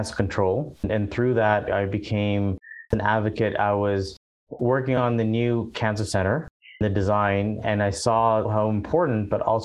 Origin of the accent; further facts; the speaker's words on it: Ottawa, Ontario, Canada; also born or lived in overseas / Vancouver; now in Calgary, Canada; originally I'm from Ottawa, and then I lived overseas for quite a number of years before landing in Vancouver. And then from Vancouver, I moved to Calgary